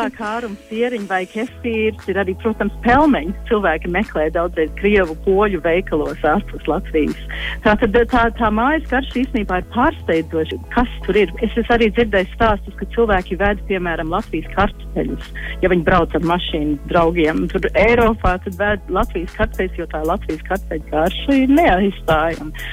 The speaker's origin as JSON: {"language": "Latvian", "country": "Australia", "tie": "born or raised there", "said": "latvieši uzaugot Austrālijā"}